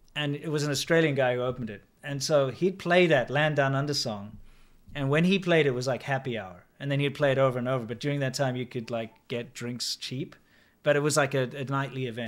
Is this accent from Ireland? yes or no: no; South Africa; I'm South African.